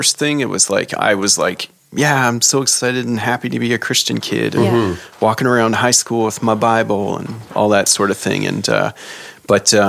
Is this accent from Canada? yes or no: yes; Saint John, New Brunswick, Canada; moved away; So in the summer times back home in St. John, my parents, they would leave and go to St. Martin's, New Brunswick, because I'm from St. John, New Brunswick